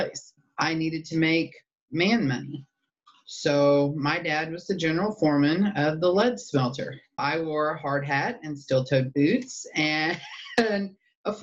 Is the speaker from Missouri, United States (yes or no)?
yes; Bismarck, Missouri, United States; moved away; also born or lived in West Germany / Farmington, Missouri; We came home when I was 6 months old, and we lived in the big booming town of Bismarck, Missouri